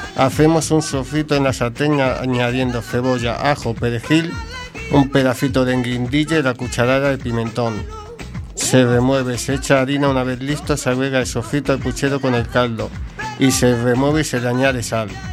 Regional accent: Madrid, Community of Madrid, Spain; now in A Coruña, Spain; mi tierra, Madrid.

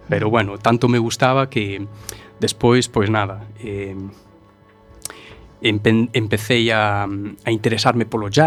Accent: A Coruña, Galicia, Spain; nacín aquí en Coruña, en realidad, son, son un galego como a vos.

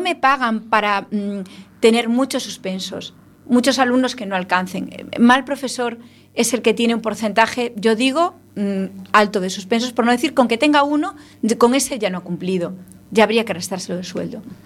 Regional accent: Ferrol, Galicia, Spain; somos de Ferrol los dos.

